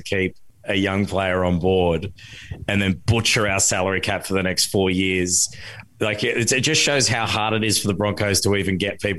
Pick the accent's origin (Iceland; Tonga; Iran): Tonga; born there; Well, because I was born in Tonga, so I like seeing him chuck on the red jersey during the World Cup